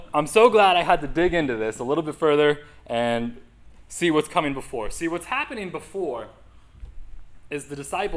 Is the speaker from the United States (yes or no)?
yes; New England, United States; moved away; growing up in New England